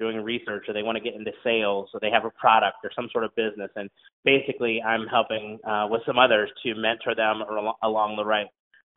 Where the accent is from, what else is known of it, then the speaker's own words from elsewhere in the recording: Ohio, United States; moved away as an adult; also born or lived in Honolulu, Hawaii; I'm from Ohio, raised on a big farm, graduated from The Ohio State University